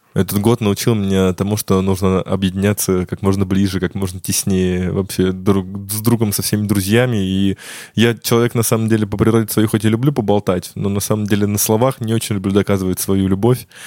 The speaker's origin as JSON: {"language": "Russian", "town": "Ryazan", "region": "Ryazan Oblast", "country": "Russia", "tie": "born or raised there", "moved": "yes", "said": "я сам родом из города Рязани"}